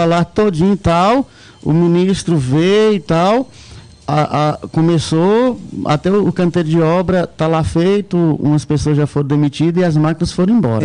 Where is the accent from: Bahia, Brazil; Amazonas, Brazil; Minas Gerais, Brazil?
Minas Gerais, Brazil; Montes Claros; Eu sou de Montes Claros, Minas Gerais, norte de Minas